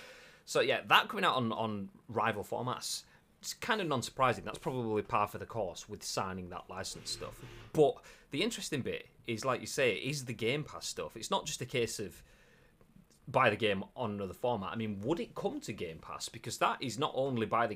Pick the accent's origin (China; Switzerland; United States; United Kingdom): United Kingdom; England; I am your typical English person